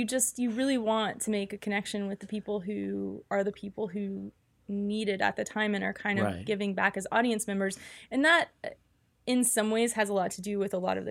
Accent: New Orleans, Louisiana, United States; And for me, like I grew up in the New Orleans area, and a lot of the news coverage to me echoed a lot of the news coverage that happened after Katrina.

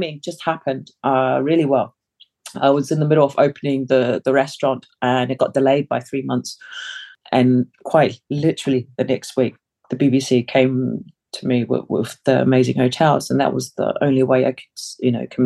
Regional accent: Wellington, New Zealand; English is a second language; also born or lived in Samoa; now in London, United Kingdom; I grew up in New Zealand. I've lived in London longer than I have lived in New Zealand now, coming to 25 years.

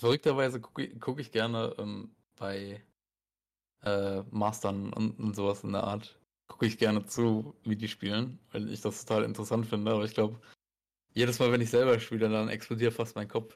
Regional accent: Germany; bei uns in Deutschland

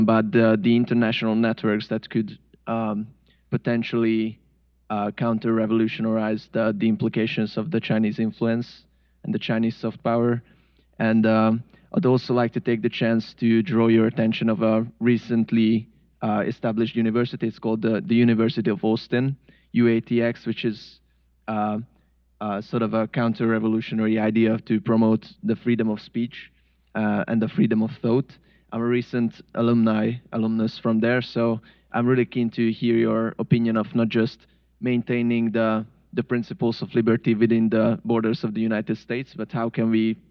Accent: Hungary; now in London, United Kingdom; I'm a rising junior, originally from Hungary.

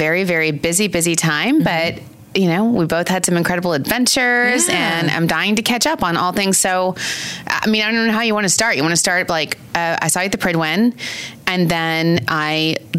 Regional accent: Long Island, New York, United States; we're from New York, Long Island, New York.

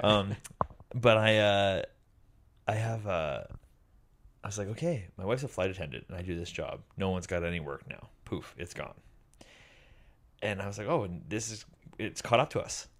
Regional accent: Vancouver, British Columbia, Canada; I'm from Vancouver

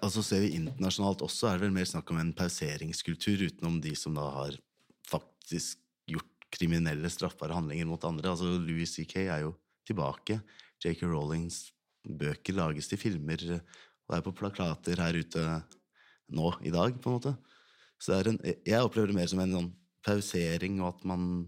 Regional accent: Ski, Viken, Norway; jeg kommer fra Ski kommune, det er ikke så veldig stor kommune

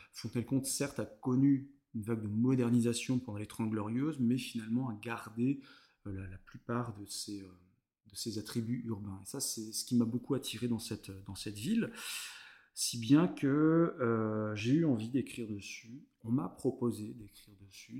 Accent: Vendée, Pays de la Loire, France; also born or lived in Fontenay-le-Comte; c'est le centre de la Vendée, le Bocage, là où je suis né, là où j'ai grandi

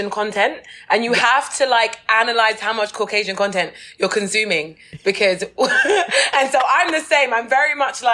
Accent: Thornton Heath, London, United Kingdom; also born or lived in Brighton; I came from Thornton Heath

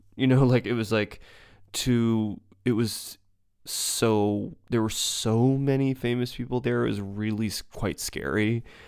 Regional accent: United States; also born or lived in New York; any sort of kind of American sheep

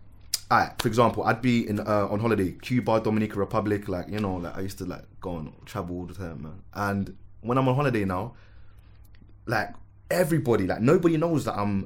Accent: Manchester, North West England, United Kingdom; also born or lived in Lewisham, London; I was born in Lewisham Hospital, but raised in Manchester?

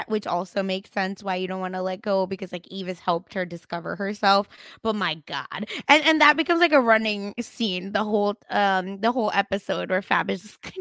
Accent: Mumbai, Maharashtra, India; Like I'm from Mumbai

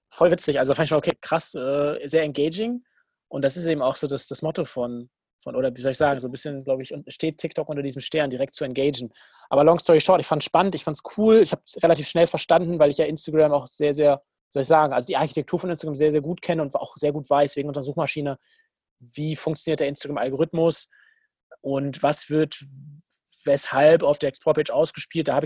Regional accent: Dortmund, North Rhine-Westphalia, Germany; Ich muss ihn eh feiern als Dortmunder.

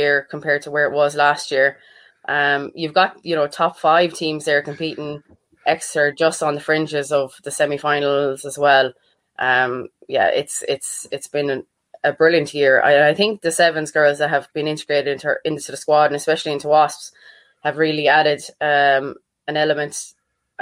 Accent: Clare, Munster, Ireland; moved away; also born or lived in Galway

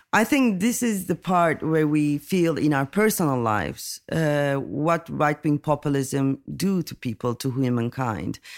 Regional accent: Turkey; I'm coming from Turkey

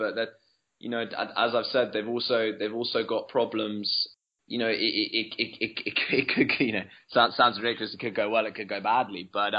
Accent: Wales, United Kingdom; Coming from a Welshman speaking about Australia

